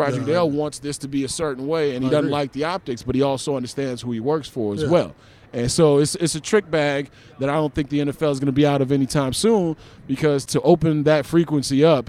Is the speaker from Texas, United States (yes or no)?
no; Chicago, Illinois, United States; I'm from Chicago